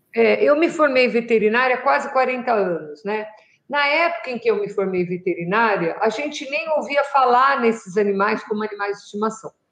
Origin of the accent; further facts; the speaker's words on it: São Paulo, Brazil; now in Jundiaí, Brazil; eu morei em São Paulo até 74. 74 eu mudei aqui para Jundiaí, para o interior